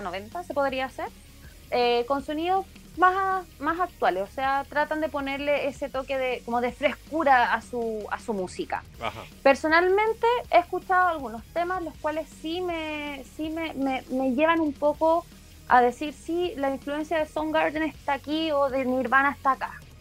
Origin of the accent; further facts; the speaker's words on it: Chile; por nuestro querido país